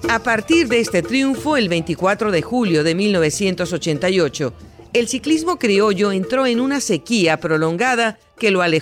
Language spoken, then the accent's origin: Spanish; Colombia; yo creo que ese tercer lugar es bastante bueno ya que somos colombianos, es muy joven.